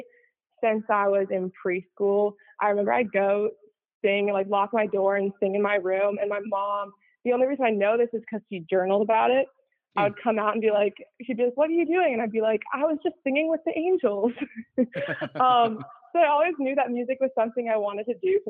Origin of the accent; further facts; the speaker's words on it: Chicago, Illinois, United States; I grew up in the suburbs of Chicago